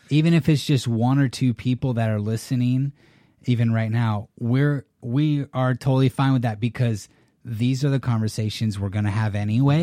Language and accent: English; California, United States; also born or lived in San Jose, California / San Diego, California; I'm a Californian. So, I was born and raised